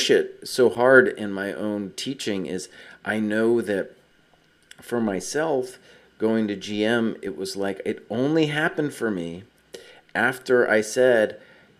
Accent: United States; Growing up in America

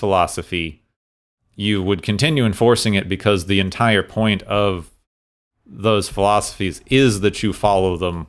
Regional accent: Phoenix, Arizona, United States; like where I grew up in Phoenix, it's like it's illegal to spit on the sidewalk

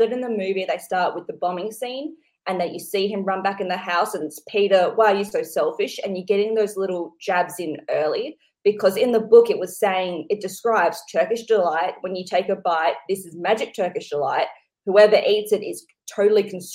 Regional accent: Australia; growing up in Australia, watching a lot of British comedies, having a lot of British family and friends

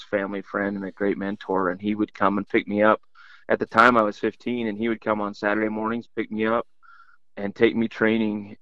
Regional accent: southern Utah, United States; Born and raised in Utah, southern Utah.

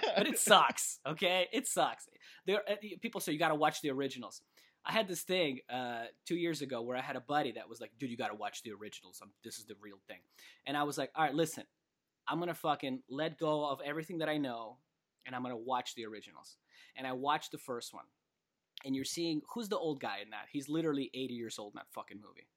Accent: Kamchatka Krai, Russia; moved away; also born or lived in California; I was born in Kamchatka

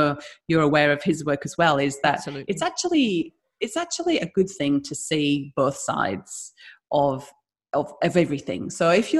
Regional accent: the Northeast, North East England, United Kingdom; moved away as an adult; now in Australia; I'm from the Northeast, so my accent means that I'm poor and stupid.

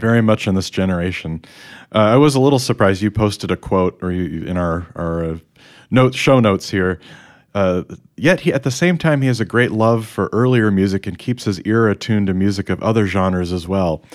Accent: Chicago, Illinois, United States; I grew up in the Chicago area

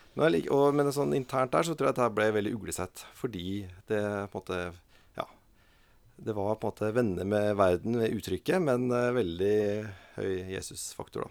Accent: Oslo, Norway; also born or lived in Molde; Og så flytta vi til Oslo når jeg var en fire-fem år gammel

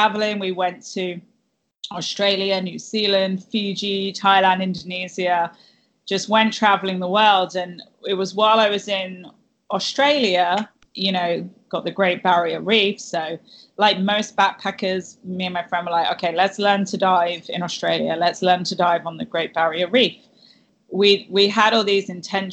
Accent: Cornwall, South West England, United Kingdom; moved away; I'm originally from Cornwall in England, and growing up, you know, I grew up on the beaches in Cornwall, basically.

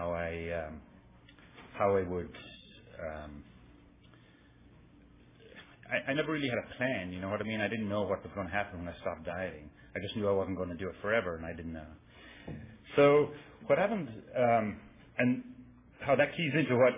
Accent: Ireland; moved away; I grew up, I'm from Ireland, and I grew up there

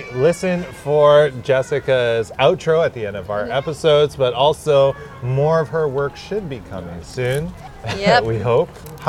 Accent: Canada; When we're Canadian

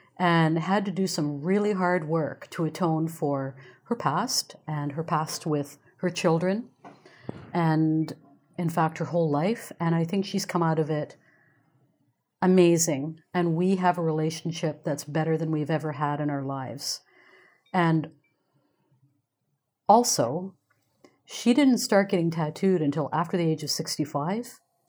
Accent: England, United Kingdom; born there; Now, I was born in England. All of my father's family is still there.

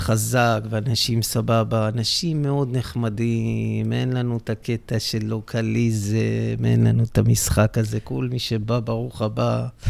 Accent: Netanya, Central District, Israel; אני נולדתי בדרום נתניה, זה שכונת קריית נורדו

